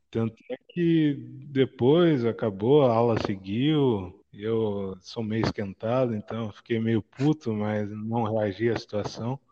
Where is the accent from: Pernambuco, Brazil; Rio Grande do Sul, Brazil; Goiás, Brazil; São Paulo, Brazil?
São Paulo, Brazil; Piracicaba; now in Tatuí, Brazil; Eu nasci em Piracicaba